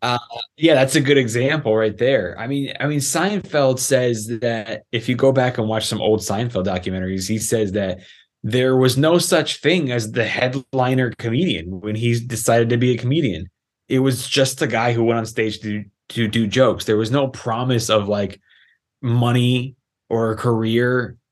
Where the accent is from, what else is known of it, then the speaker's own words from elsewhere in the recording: Los Angeles, California, United States; I was raised in Los Angeles, California